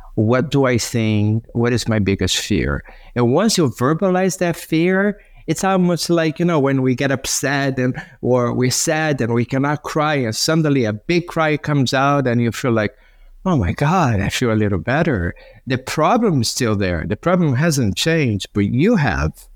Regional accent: Brazil; now in Santa Monica, United States; when I was growing up in Brazil

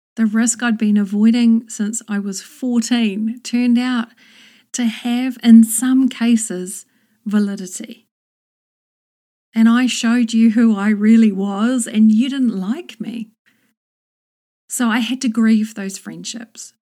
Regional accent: New Zealand; moved away as an adult; also born or lived in London, United Kingdom; I moved from New Zealand to England and back again twice

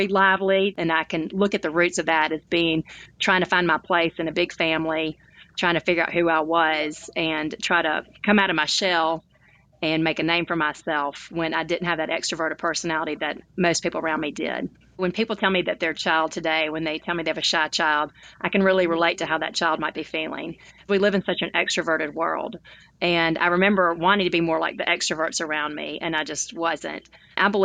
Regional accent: Tuscaloosa, Alabama, United States; now in Birmingham, United States; I grew up in Tuscaloosa, Alabama, which is a college town

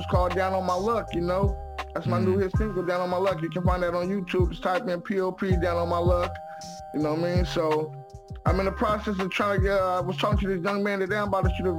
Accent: San Francisco, California, United States; I'm from San Francisco, born and raised, I'm from Sunnyvale Housing Projects

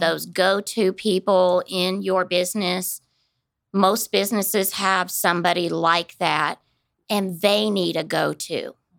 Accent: Kansas City, United States; moved away as an adult; also born or lived in Dallas, Texas; now in Wichita, United States; I grew up in the Kansas City area

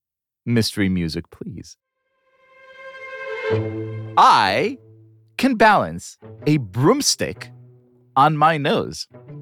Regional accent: Israel; growing up in Israel in the 80s

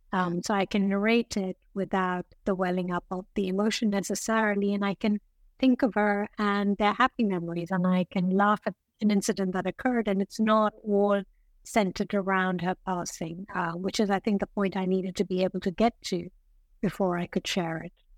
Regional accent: northern India, India; moved away as an adult; also born or lived in London, United Kingdom; when I was four, my mother, we went back to India to see my maternal grandmother

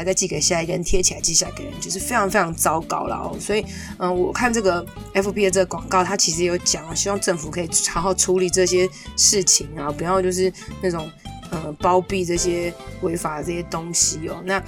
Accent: Taiwan; 我们台湾人

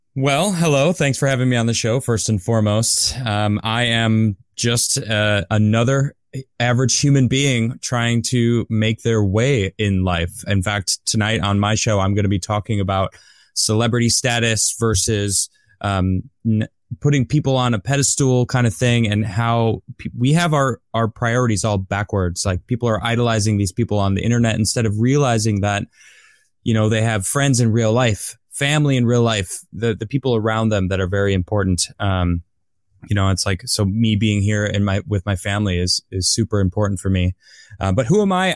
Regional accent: United States; I'm American, I live here

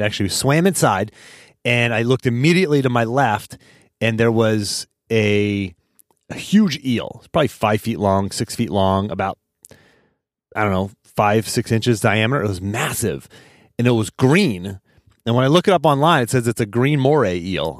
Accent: Pittsburgh, Pennsylvania, United States; now in Charlottesville, United States; I'm from Pittsburgh. originally

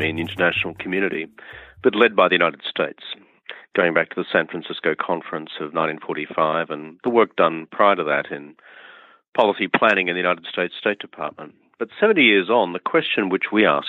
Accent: rural Queensland, Australia; I grew up on a share farmer's lot in rural Queensland, which is in northeastern Australia.

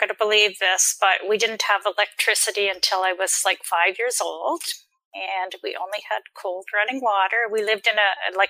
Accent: Grand Forks, British Columbia, Canada; I grew up in British Columbia in a Dukobor community in Grand Forks, British Columbia.

